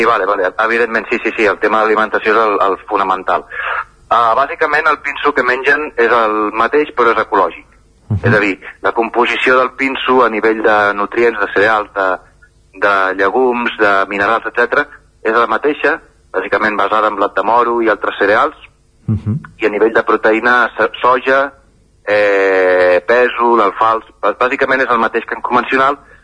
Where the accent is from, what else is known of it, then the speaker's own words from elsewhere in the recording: Barcelona, Catalonia, Spain; moved away as an adult; also born or lived in Collbató; now in Sora, Spain; jo sóc, jo sóc nascut a Barcelona eh, i he viscut bastants anys a, a Collbató